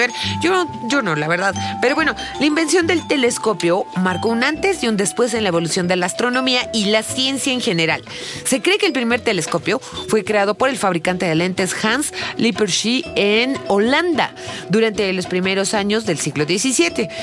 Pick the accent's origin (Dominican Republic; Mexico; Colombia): Mexico; nosotros como turistas mexicanos, ¿no? Que no somos de Chiapas